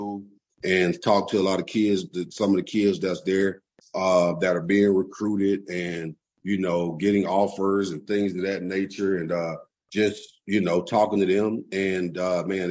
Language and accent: English; Atlanta, Georgia, United States; I grew up in Adamsville